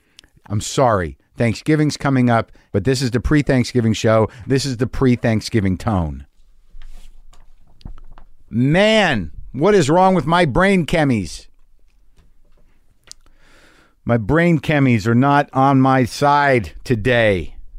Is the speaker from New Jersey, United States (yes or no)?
yes; New Jersey, United States; My family is, I'm Jewish. I'm from Jersey. My family, they come from, my grandfather was from Elizabeth.